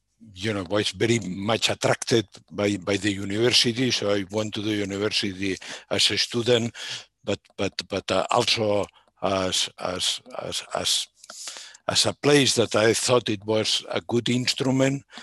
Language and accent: English; Barcelona, Catalonia, Spain; I grew up in Barcelona. I'm born in the city of Barcelona in Catalonia, Spain